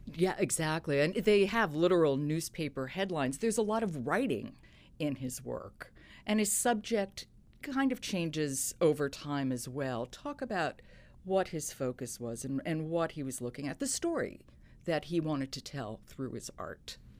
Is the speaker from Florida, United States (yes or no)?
no; New York, United States; I grew up in New York